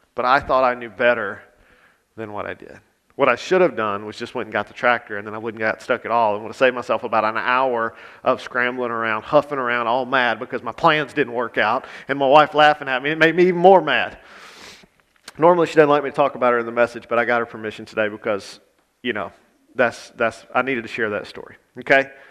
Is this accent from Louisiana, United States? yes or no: yes; Grant Parish, Louisiana, United States; I grew up in Grant Parish